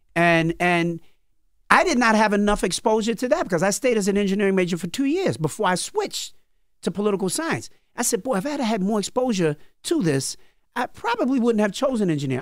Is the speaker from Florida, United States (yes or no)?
no; New York City, New York, United States; also born or lived in Cambria Heights, Queens; I was born in Brooklyn in Crown Heights, lived in, uh, Brooklyn till I was about twelve years old.